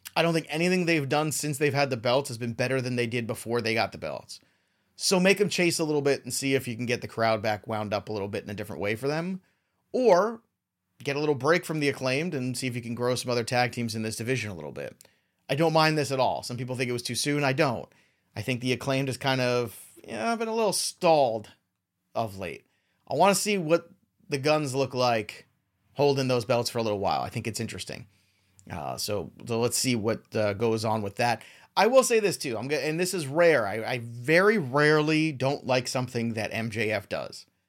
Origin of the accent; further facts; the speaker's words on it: New York City, New York, United States; I'm from Brooklyn